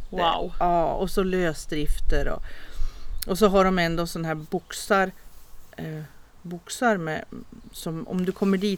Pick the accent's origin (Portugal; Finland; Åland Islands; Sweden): Portugal; det kanske är något speciellt när jag kommer från Portugal.